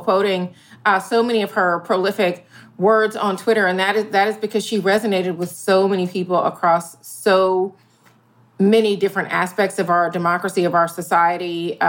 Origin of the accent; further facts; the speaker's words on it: Georgia, United States; now in Pennsylvania, United States; Georgia's my home state and Pennsylvania is the state where I live now.